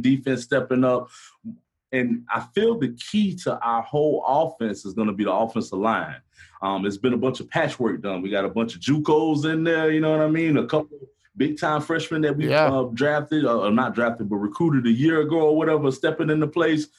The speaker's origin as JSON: {"language": "English", "town": "Gainesville", "region": "Florida", "country": "United States", "said": "I'm from Gainesville"}